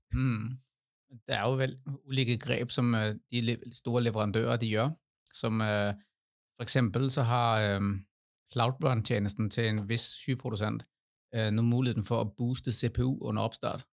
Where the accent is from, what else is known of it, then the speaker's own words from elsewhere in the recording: Denmark; now in Norway; Jeg er dansk